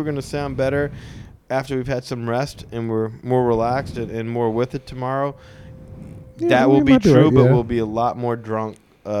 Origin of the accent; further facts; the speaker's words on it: New Orleans, Louisiana, United States; we're from New Orleans.